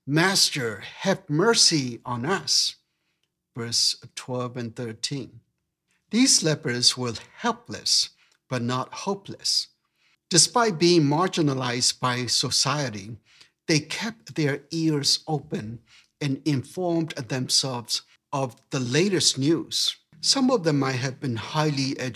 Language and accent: English; Myanmar; moved away; growing up in Burma